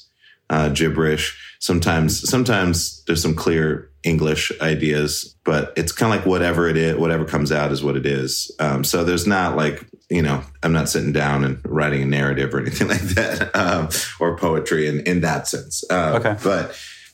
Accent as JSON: {"language": "English", "town": "Great Falls", "region": "Montana", "country": "United States", "tie": "born or raised there", "also_born_or_lived": "Seattle, Washington", "moved": "as an adult", "said": "I'm actually from Montana. Okay. I grew up in Montana."}